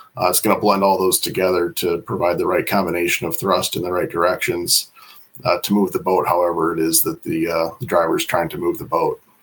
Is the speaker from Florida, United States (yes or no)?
no; Iowa, United States; moved away as an adult; now in Fond du Lac, United States; I'm originally from Iowa, so I didn't grow up around here